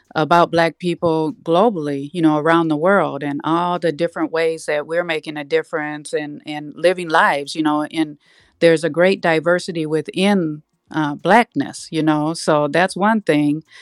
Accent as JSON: {"language": "English", "town": "Minneapolis", "region": "Minnesota", "country": "United States", "tie": "born or raised there", "said": "I grew up in North Minneapolis, and I graduated"}